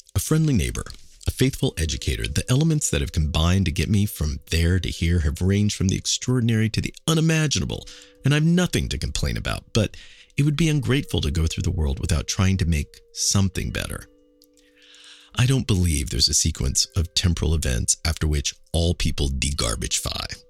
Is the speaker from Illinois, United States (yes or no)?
no; Kansas City, Missouri, United States; now in New York, United States; my hometown is Kansas City